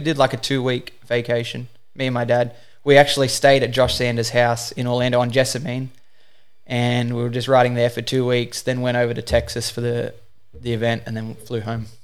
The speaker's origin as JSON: {"language": "English", "town": "Newcastle", "region": "New South Wales", "country": "Australia", "tie": "born or raised there", "said": "I'm from Newcastle, Australia. I started wakeboarding in two thousand five. I was eight years old"}